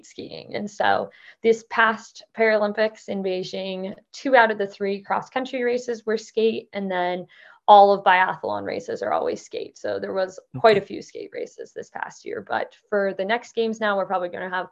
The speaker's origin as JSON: {"language": "English", "region": "Idaho", "country": "United States", "tie": "born or raised there", "also_born_or_lived": "Midwest / Utah", "moved": "as an adult", "lives_now": "Montana, United States", "said": "I live in Montana now after growing up in Idaho"}